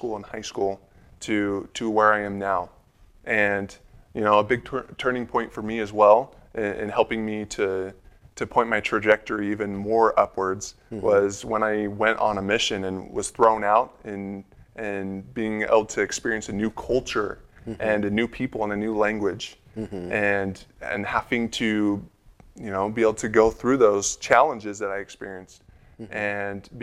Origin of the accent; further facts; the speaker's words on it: Utah, United States; I'm a Utah boy. I grew up here in Utah. Most of it was actually in Salt Lake County